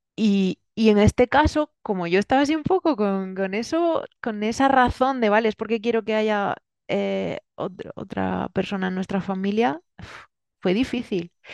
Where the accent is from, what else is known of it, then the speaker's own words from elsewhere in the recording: Murcia, Region of Murcia, Spain; moved away as an adult; also born or lived in Germany; now in Valencia, Spain; yo viví gran parte de mi vida en Murcia, luego vine a Valencia a estudiar